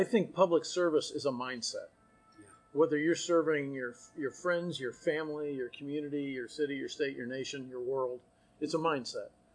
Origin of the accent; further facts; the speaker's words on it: Austin, Texas, United States; now in College Station, United States; I'm from Austin, it's my hometown. I went to high school there